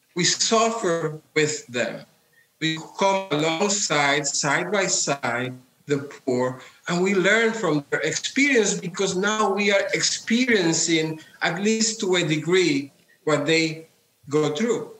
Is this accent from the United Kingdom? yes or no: no; Puerto Rico; Well, I come from Puerto Rico. I was born into a communist household. My father was founding member of the Communist Party of Puerto Rico